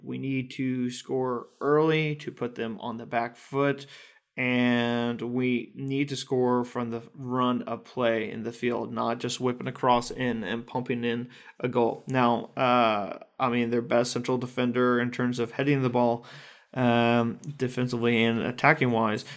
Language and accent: English; United States; As an American